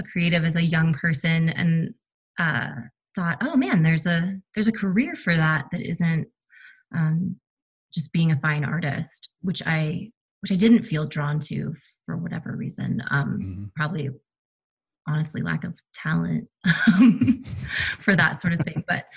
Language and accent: English; Colorado, United States; moved away; I'm from Colorado originally